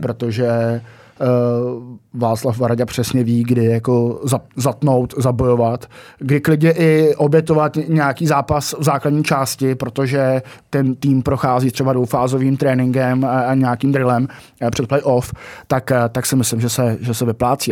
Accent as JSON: {"language": "Czech", "town": "Jihlava", "region": "Vysočina Region", "country": "Czechia", "tie": "born or raised there", "said": "že jsem z Jihlavy"}